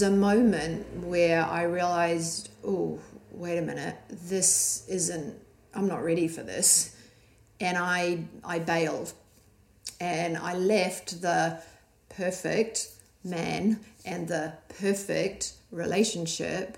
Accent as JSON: {"language": "English", "town": "Christchurch", "region": "Canterbury", "country": "New Zealand", "tie": "born or raised there", "also_born_or_lived": "Australia", "moved": "as an adult", "said": "my circle of where I came, little small Christchurch in New Zealand."}